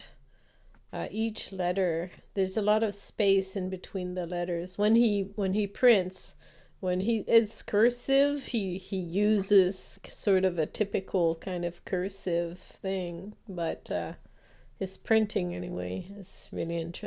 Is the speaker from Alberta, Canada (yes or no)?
no; Quebec, Canada; English is a second language; And in Quebec, so I didn't speak English back then. I only started speaking English when I was 17.